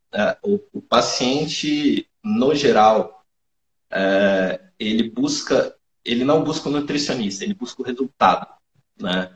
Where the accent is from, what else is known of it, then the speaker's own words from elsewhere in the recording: Brasília, Federal District, Brazil; sou de Brasília, sou nutricionista há 10 anos